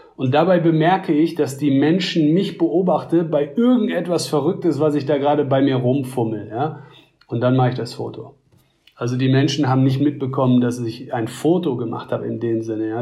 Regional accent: Germany

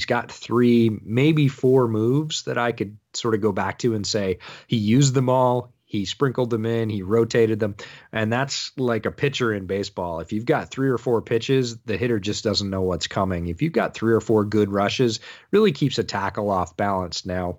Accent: Syracuse, New York, United States; I grew up near Syracuse.

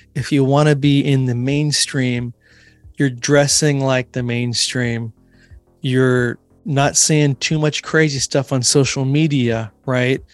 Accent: Washington, United States; my home state here of Washington State

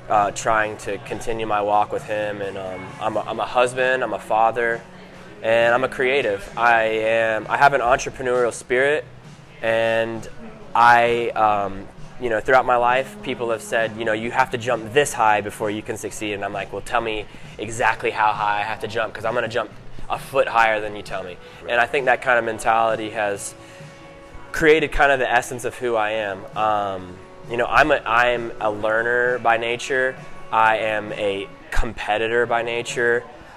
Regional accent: Greenville, South Carolina, United States; also born or lived in San Francisco; I grew up in Greenville, South Carolina, and San Francisco, California. Spent a lot of time in Atlanta, Georgia.

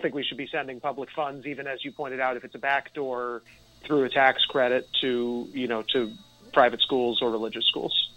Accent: Nyack, New York, United States; I grew up in Nyack

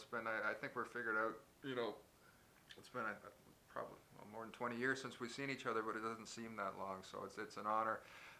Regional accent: Toronto, Ontario, Canada; Growing up in Mimico? Oh, well, in Mimico we have three places there. We've got the Blue Goose Tavern, we've got Mimico Arena, and we got Hogel's Funeral Parlor, ironically.

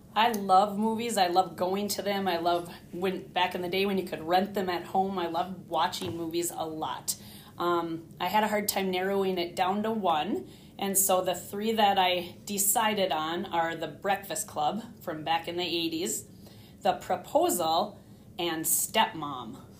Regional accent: Hibbing, Minnesota, United States; also born or lived in Gaylord, Minnesota / Arlington, Minnesota; now in Grand Rapids, United States; I was born in Hibbing, Minnesota, which is a town close to Grand Rapids, and I went through grade school, high school, everything there in Hibbing

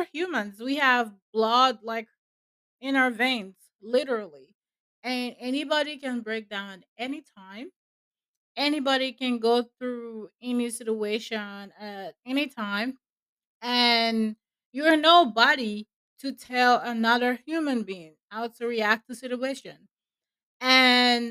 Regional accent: Nigeria; where I'm from, I'm a Nigerian, by the way, and where I'm from, like, we never really take our mental health serious.

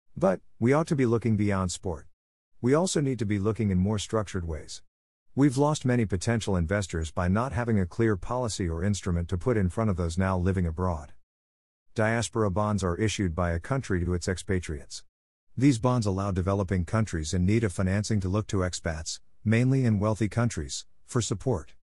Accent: England, United Kingdom; moved away; also born or lived in Jamaica; When I was growing up in England, I was on track to represent Great Britain, G B, in athletics and England in football.

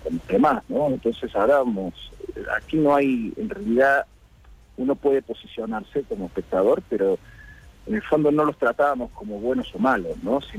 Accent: Córdoba, Argentina; moved away as an adult; now in Spain; No, yo soy cordobés, yo nací en Córdoba y me crié ahí. Bueno, estuve desde los dos meses hasta los tres años y pico en, España, pero nací en el hospital español, volví con antes de cumplir los cuatro años y, me crié ahí, crecí ahí

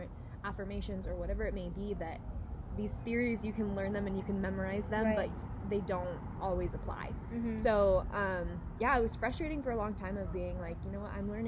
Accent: Northern California, United States; moved away as an adult; now in Nevada, United States; I'm from Northern California

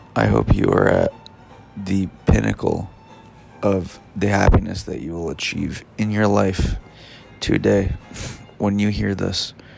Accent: United States; as an American

